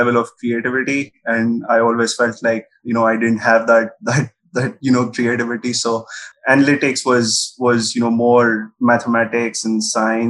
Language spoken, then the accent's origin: English; Delhi, India; I'm originally from Delhi.